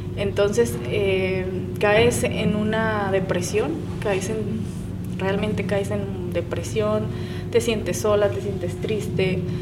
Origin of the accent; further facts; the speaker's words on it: Guadalajara, Jalisco, Mexico; Soy Tapatía, soy de Guadalajara, Jalisco, orgullosa mexicana